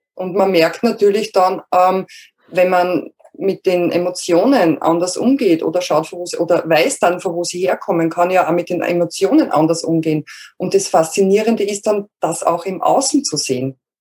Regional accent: Lower Austria, Austria; ich komme aus Österreich, also aus Niederösterreich, ähm, südlich von Wien

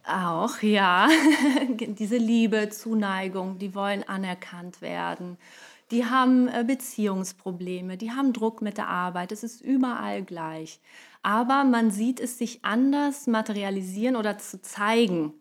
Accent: Brazil; moved away; als Brasilianerin

